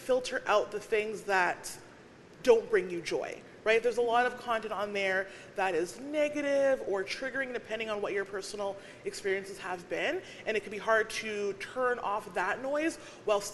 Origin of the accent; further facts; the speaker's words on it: Winnipeg, Manitoba, Canada; also born or lived in Alberta; I'm from Winnipeg